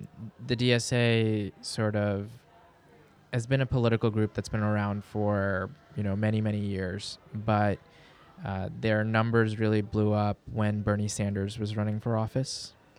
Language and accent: English; Pakistan; also born or lived in New York City, United States; I don't. I speak Urdu. I'm Pakistani.